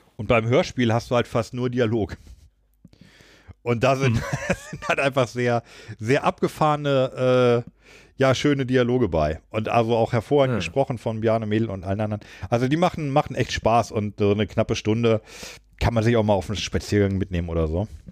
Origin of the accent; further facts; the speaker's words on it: Burgwedel, Lower Saxony, Germany; meinem Heimatdorf Großburg-Wedel. Da kommt Rossmann her.